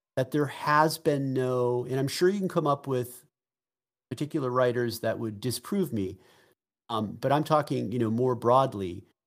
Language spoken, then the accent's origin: English; Boston, Massachusetts, United States; I'm from Boston